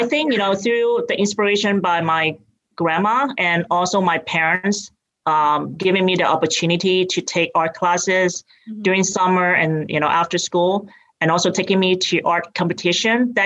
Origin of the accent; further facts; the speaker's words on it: Hong Kong; accent: British; moved away as an adult; now in United States; I grew up in Hong Kong and I came here when I went to college